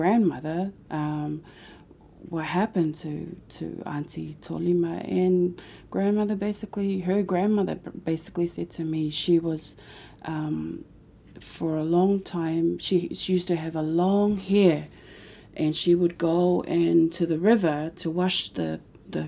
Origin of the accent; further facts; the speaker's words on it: Samoa; moved away; as a young woman growing up in Samoa